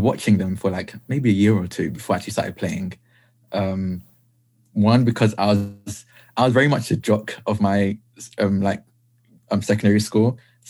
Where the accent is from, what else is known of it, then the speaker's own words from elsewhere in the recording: Essex, East of England, United Kingdom; I'm the part of the UK that no one wants to be in. I'm from Essex.